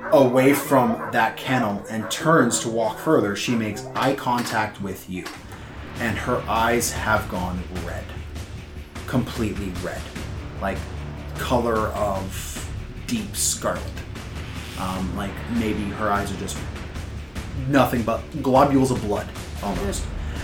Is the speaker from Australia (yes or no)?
no; Yellowknife, Northwest Territories, Canada; I'm from in the area. Like, I'm from Yellowknife, so I've been here before.